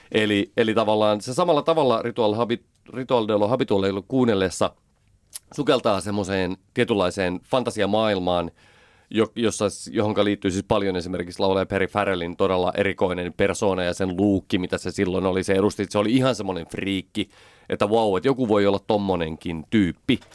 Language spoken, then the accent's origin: Finnish; Pälkäne, Pirkanmaa, Finland; Pälkänenellä näkyy, asuttiin siellä